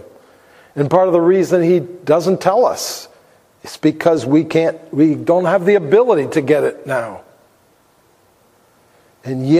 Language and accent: English; United States; we have as American Christians